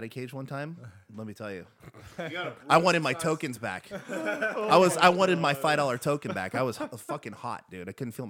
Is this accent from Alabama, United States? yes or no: no; Los Angeles, California, United States; We're from LA, Americans.